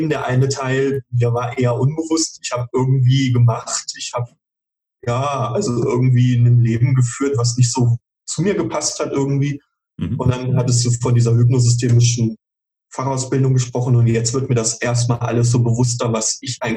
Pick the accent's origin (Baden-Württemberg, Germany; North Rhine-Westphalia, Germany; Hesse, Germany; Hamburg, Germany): Hesse, Germany; Schauenburg; Ähm, ja, also ich komme örtlich, komme ich lokal aus Schauenburg, äh, in der mhm. Nähe von Kassel.